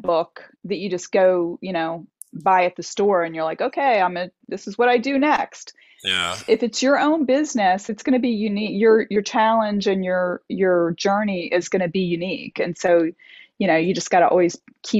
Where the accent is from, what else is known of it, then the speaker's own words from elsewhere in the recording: Delaware, United States; moved away as an adult; also born or lived in Boston, Massachusetts; I grew up in Delaware in the United States, and it's a very rural area.